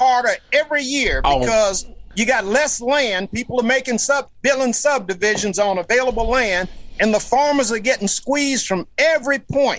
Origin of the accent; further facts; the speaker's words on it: Louisiana, United States; I'm from Louisiana.